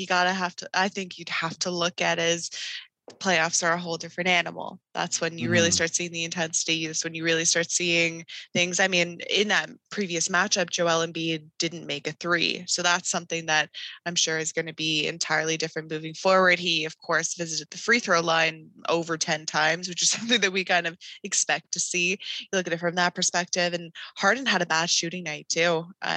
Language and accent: English; Toronto, Ontario, Canada; I mean, I'm a Toronto girl, born and raised.